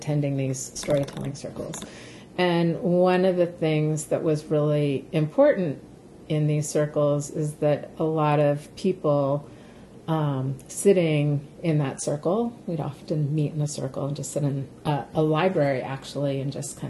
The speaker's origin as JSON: {"language": "English", "area": "the Pacific Northwest, just outside of Seattle", "region": "Washington", "country": "United States", "tie": "born or raised there", "said": "this was in the urban Indian community of the Pacific Northwest, so just outside of Seattle"}